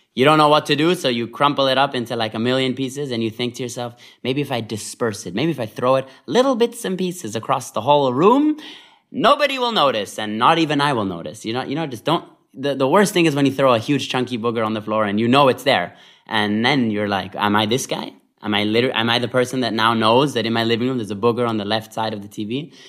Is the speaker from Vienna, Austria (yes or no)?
yes; Vienna, Austria; moved away; I grew up in Vienna, Austria